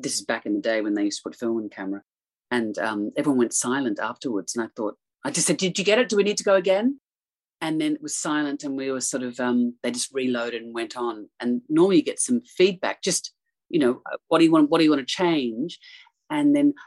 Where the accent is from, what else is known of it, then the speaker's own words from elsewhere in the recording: Australia; growing up in Australia